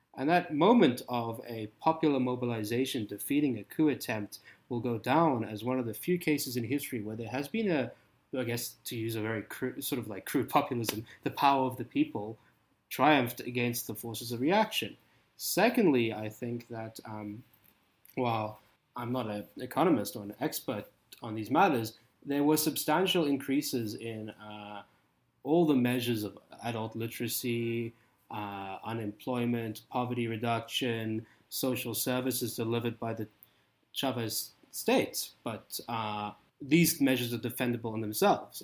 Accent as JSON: {"language": "English", "country": "South Africa", "tie": "born or raised there", "accent": "South African", "moved": "yes", "said": "I grew up in South Africa"}